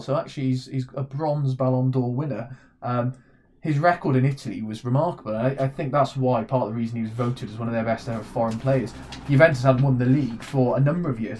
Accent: Welsh, Wales, United Kingdom; we are Welsh

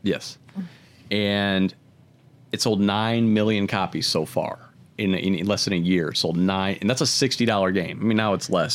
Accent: Akron, Ohio, United States; I grew up in Akron.

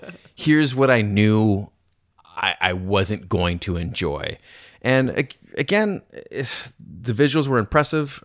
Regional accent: Canada; I'm Canadian

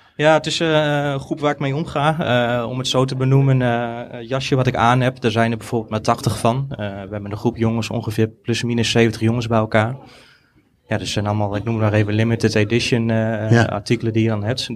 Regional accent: Deventer, Overijssel, Netherlands; ik kom uit Deventer, ik ben in het centrum opgegroeid.

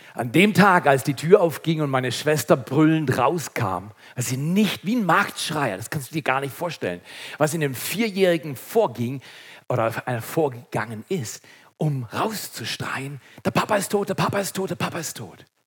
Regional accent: Segeten, Baden-Württemberg, Germany; als Schwarzwälder

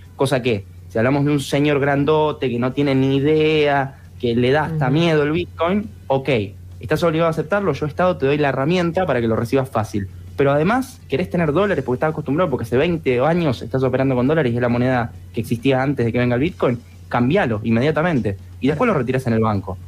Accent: Argentina; Incluso en Argentina, que nosotros por lo general somos bastante prohibitivos

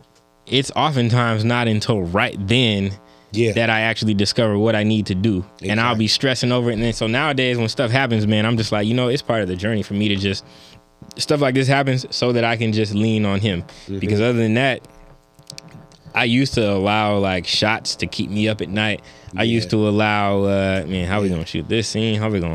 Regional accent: California, United States; I'm from the Bay, so we can be Kobe and Curry.

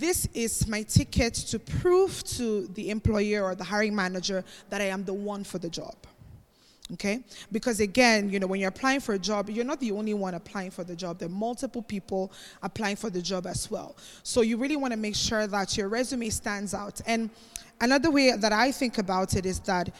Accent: Cameroon; also born or lived in Spain; So I'm actually not Nigerian. Many people think I'm Nigerian, but I'm actually Cameroonian.

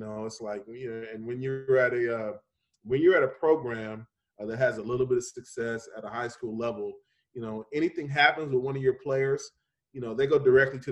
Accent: Bakersfield, California, United States; Bakersfield, where in my hometown

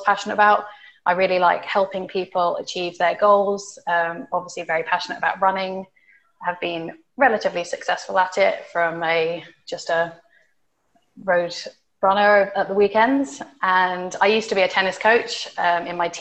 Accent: United Kingdom; moved away as an adult; also born or lived in United States; now in Dubai, United Arab Emirates; I am from the UK and have lived in Dubai for almost a year now

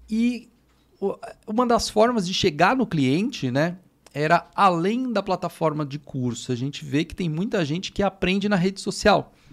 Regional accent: São Paulo, Brazil; Eu sou daqui de São Paulo, Zona Sul, aqui de São Paulo

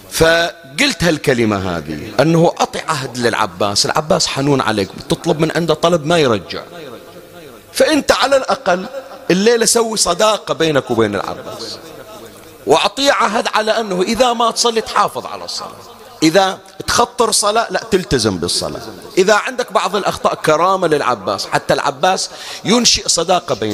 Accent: Bahrain; أنا كنت أقرأ في بعض المناطق عندنا في البحرين

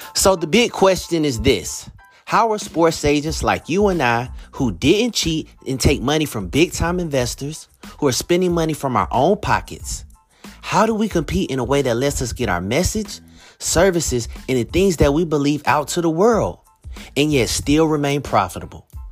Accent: Atlanta, Georgia, United States; growing up in Atlanta

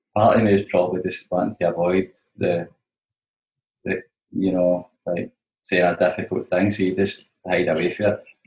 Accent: Glasgow, Scotland, United Kingdom; I'm from Glasgow

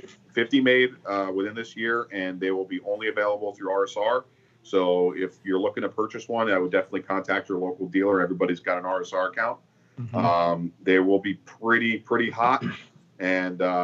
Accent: Boca Raton, Florida, United States; moved away as an adult; now in Las Vegas, United States; Born and raised in Boca Raton, Florida

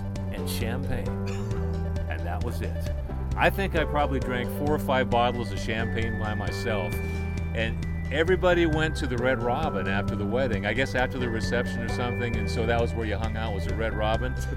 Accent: Seattle, Washington, United States; also born or lived in Yakima; Seattle was my hometown

